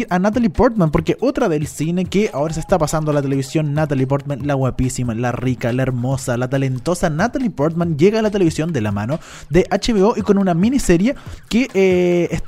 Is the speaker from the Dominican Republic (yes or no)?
no; Chile; Por supuesto, soy chilena